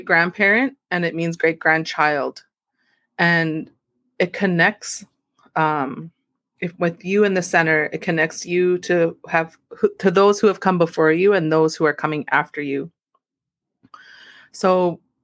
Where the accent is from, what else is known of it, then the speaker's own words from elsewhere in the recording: Temagami First Nation, Ontario, Canada; I'm from Temagami First Nation